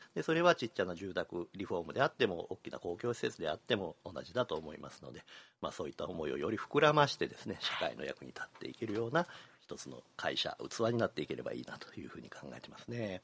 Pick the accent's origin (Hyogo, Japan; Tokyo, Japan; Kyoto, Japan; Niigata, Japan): Kyoto, Japan; 私が生まれ育った西陣地域町屋が多かった